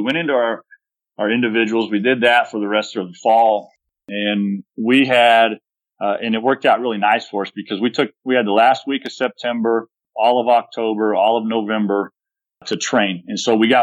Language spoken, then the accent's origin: English; Texas, United States; It's part of being a Texan.